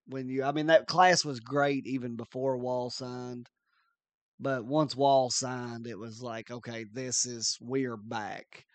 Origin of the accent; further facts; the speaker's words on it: near Maysville, Kentucky, United States; which is one town over from my hometown.